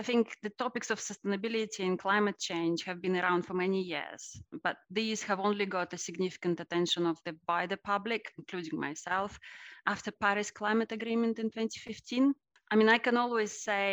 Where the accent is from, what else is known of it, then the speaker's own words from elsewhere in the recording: Russia; I was born in Russia at the end of the Soviet Union age